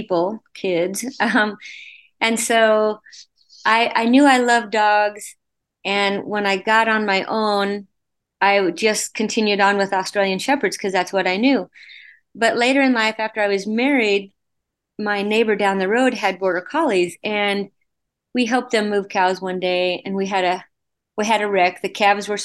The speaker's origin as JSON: {"language": "English", "region": "Wyoming", "country": "United States", "tie": "born or raised there", "said": "born and raised in Wyoming on a ranch"}